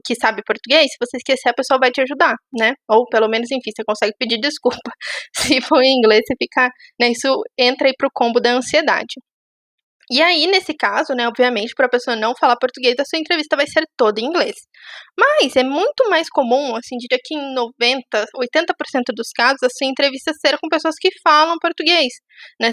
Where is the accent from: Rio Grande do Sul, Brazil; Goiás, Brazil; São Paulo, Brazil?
São Paulo, Brazil; Itu, interior of; moved away as an adult; now in São Paulo, Brazil; moro em São Paulo, sou de Tu, uma cidade do interior de São Paulo.